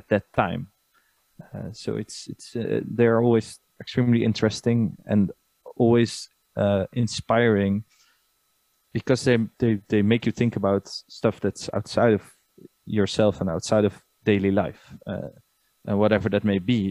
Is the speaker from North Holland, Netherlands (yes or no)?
no; Nijmegen, Gelderland, Netherlands; I grew up in Nijmegen